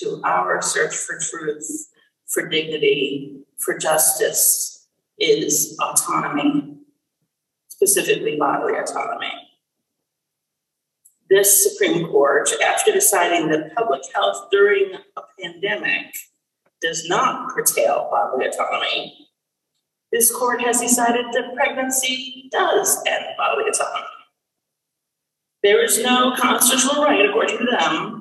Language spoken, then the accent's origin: English; New York, United States; I grew up in New York State